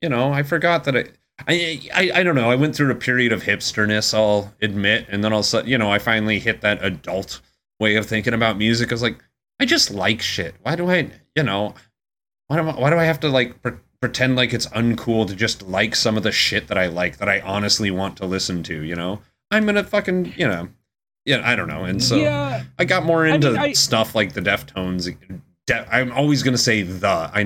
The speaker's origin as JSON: {"language": "English", "country": "United Kingdom", "said": "I'm British."}